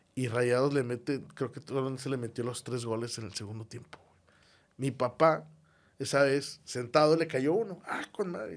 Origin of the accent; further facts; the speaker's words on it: Monterrey, Nuevo León, Mexico; somos regios, somos de Monterrey